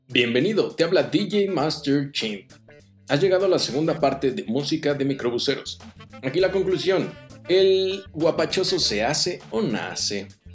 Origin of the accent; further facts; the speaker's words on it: Chimalhuacán, State of Mexico, Mexico; Yo sí vengo de Chimalhuacán y crecí en Chimecos